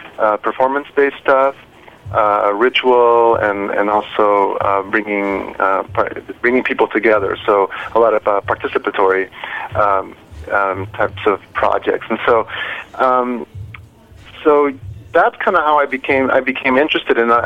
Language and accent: English; Mexico; moved away; I'm originally from Mexico